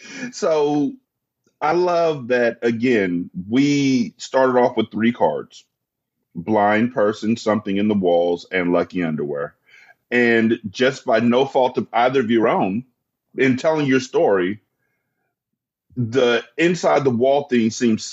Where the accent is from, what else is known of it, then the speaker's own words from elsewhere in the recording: California, United States; I'm from California